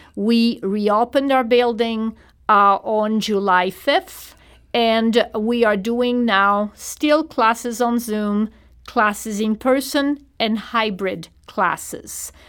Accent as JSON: {"language": "English", "town": "Toulon", "region": "Provence-Alpes-Côte d'Azur", "country": "France", "tie": "born or raised there", "second_language": "English", "moved": "as an adult", "lives_now": "St. Louis, United States", "said": "I grew up on the French Riviera in Toulon on the harbor"}